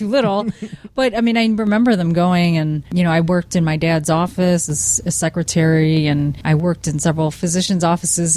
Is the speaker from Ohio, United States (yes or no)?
yes; North Royalton, Ohio, United States; accent: Cleveland; also born or lived in Lakewood, Ohio / Seven Hills, Ohio; I grew up in North Royalton, mostly. I lived in Seven Hills, North Royalton